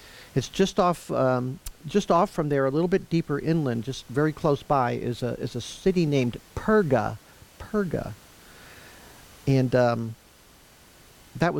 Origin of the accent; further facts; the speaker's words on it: Lafayette, United States; I grew up in Lafayette.